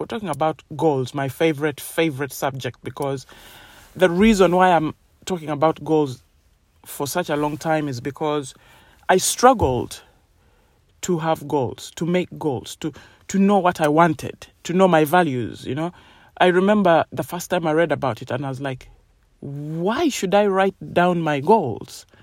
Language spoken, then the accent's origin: English; Uganda; now in United Kingdom; I grew up in Uganda and they have completely different beliefs to United Kingdom where I live